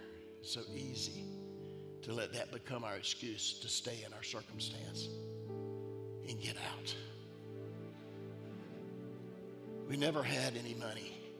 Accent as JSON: {"language": "English", "country": "Italy", "said": "I'm Italian."}